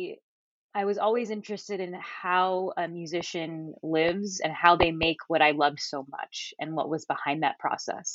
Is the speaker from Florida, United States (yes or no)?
yes; Miami, Florida, United States; I am from Miami, Florida, very far down south, so not like the beach area